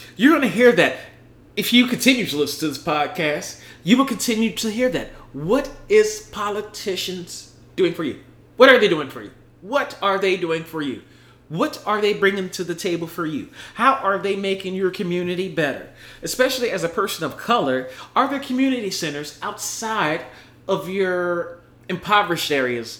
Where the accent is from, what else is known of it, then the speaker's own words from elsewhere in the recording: United States; I'm fucking American an American that put my fucking life on the line serving the military